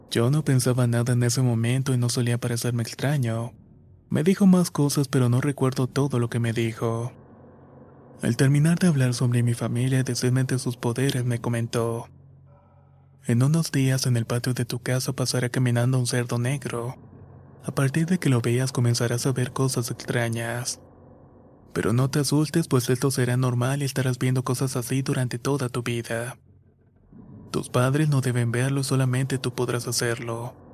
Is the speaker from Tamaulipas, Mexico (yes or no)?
yes; Tamaulipas, Mexico; soy del estado de Tamaulipas, México.